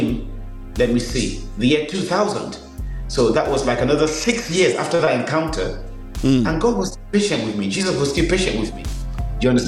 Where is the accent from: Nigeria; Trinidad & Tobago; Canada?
Nigeria; moved away as an adult; also born or lived in Birmingham, England; now in England; so I was born in Birmingham, went to Nigeria when I was six, spent 16 years, came back to England